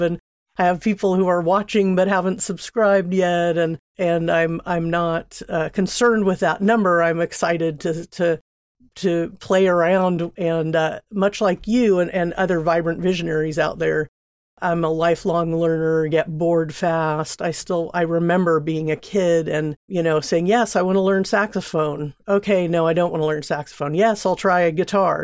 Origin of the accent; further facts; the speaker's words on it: Seal Beach, California, United States; moved away as an adult; now in Oakland, United States; I grew up in Southern California, Seal Beach, a small town